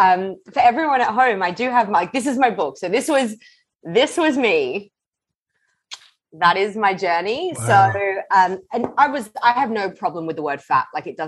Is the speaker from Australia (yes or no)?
yes; Australia; moved away as an adult; also born or lived in London, United Kingdom; Yeah, so I'm originally from Australia, born and bred. Nice. When I was 24, I left.